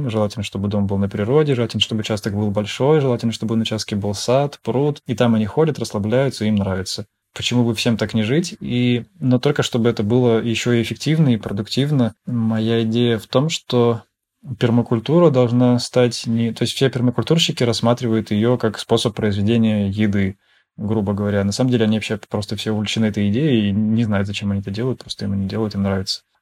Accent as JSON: {"language": "Russian", "region": "Saint Petersburg", "country": "Russia", "said": "Я вообще сам из Питера. Жил тогда в Питере"}